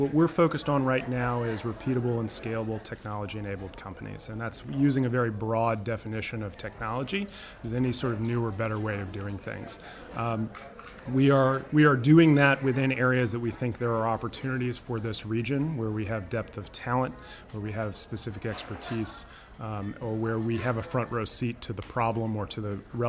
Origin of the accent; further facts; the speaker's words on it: Los Angeles, California, United States; So I grew up in Los Angeles, moved here in 2000.